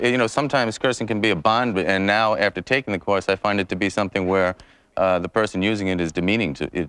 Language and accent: English; New York, United States; I'm a New Yorker.